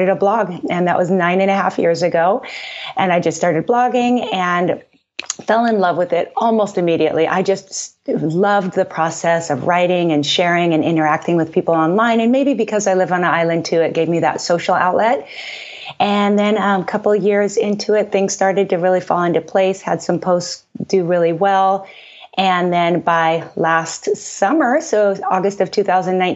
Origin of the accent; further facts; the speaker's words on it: Seattle, Washington, United States; moved away as an adult; now in Oahu, United States; I'm originally from the Pacific Northwest, so kind of a Seattle girl at heart.